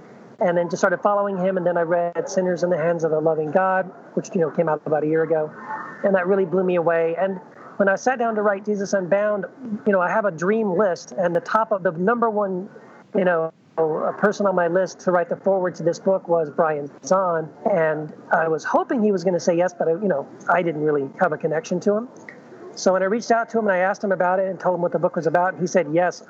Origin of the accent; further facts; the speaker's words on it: El Paso, Texas, United States; moved away as an adult; also born or lived in Tennessee; now in Orange County, California, United States; I was born in Tennessee. I grew up in Texas most of my life, so like junior high all the way through college. And that's where I met my wife, Wendy, in El Paso, Texas. And then we actually moved to California about 25 years ago.